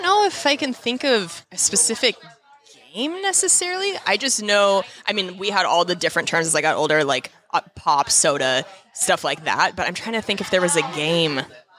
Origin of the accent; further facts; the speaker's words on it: Spokane, Washington, United States; Spokane, Washington.